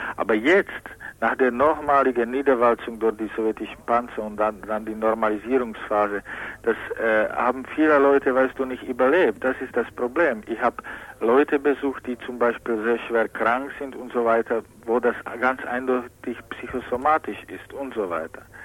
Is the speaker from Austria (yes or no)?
no; Czechia; German is a second language; moved away; Mary Schemberg, woher ich komme